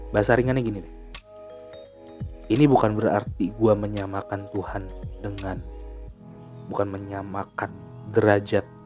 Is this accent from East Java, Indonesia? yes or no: no; Cirebon, West Java, Indonesia; gue lahir uh, eh, gue lahir di gue lahir di Cirebon dan gue besar di Cirebon gue kuliah di Bandung selama empat tahun